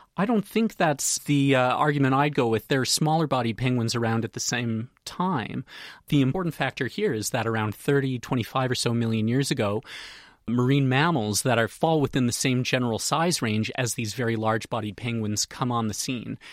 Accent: Canada; moved away; I'm from Canada, as you can probably tell from my accent, so back home we'd say 350 pounds

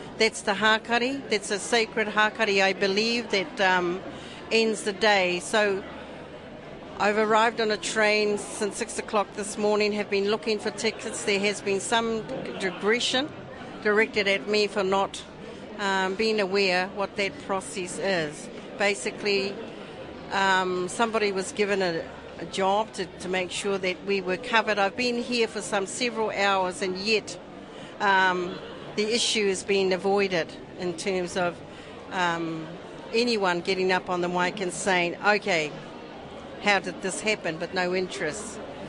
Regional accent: Bay of Plenty, New Zealand; I'm from the Uruwera tribes, from all the hapus of the Uruwera.

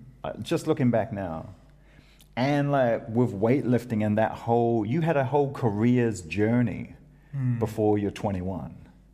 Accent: New Zealand; Yeah, I'm from New Zealand.

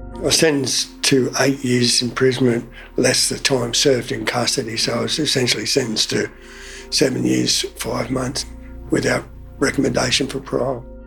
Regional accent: Sydney, New South Wales, Australia; moved away as an adult; also born or lived in Townsville; I was born in Sydney, New South Wales.

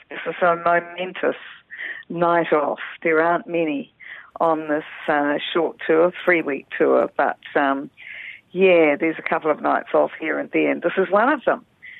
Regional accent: Greymouth, West Coast, New Zealand; also born or lived in North Island; I mean, especially for me in the South Island, because I'm originally from Greymouth. My whole family were, you know, generations of the whānau down here.

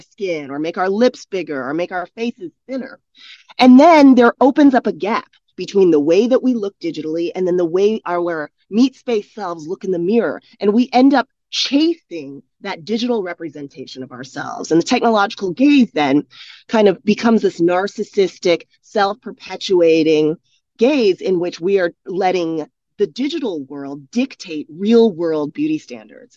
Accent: United States; moved away as an adult; also born or lived in South Korea; I come from the United States, grew up in the United States

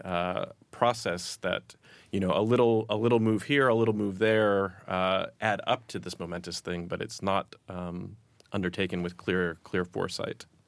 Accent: United States; accent: American; I'm American

